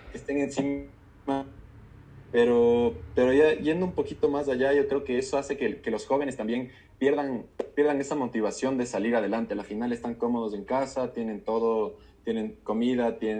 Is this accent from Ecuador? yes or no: yes; Ecuador; also born or lived in United States; acá como ecuatoriano